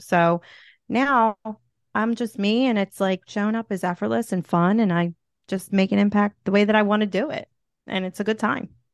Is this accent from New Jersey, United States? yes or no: no; Philadelphia, Pennsylvania, United States; accent: Philly; I'm from Philly